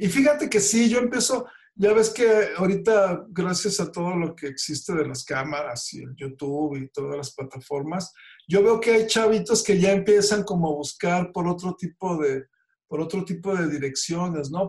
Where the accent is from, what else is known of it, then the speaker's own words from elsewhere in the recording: Reynosa, Tamaulipas, Mexico; somos paisanos de Reynosa.